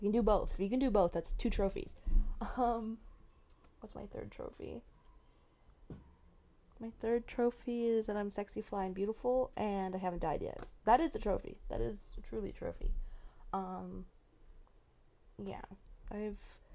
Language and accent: English; Marin, California, United States; I'm from Marin